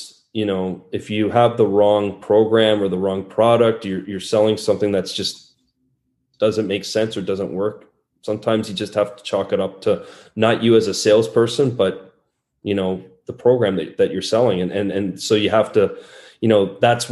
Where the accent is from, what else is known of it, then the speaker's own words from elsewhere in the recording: Canada; moved away as an adult; now in Norway; me as a Canadian